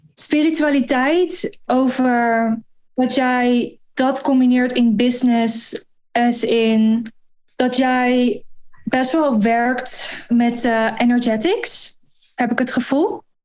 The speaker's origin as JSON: {"language": "Dutch", "town": "Gorssel", "region": "Gelderland", "country": "Netherlands", "also_born_or_lived": "London, United Kingdom", "moved": "as an adult", "lives_now": "Dubai, United Arab Emirates", "said": "Ik kom uit een dorpje in het oosten van Nederland. Gorsel heet dat"}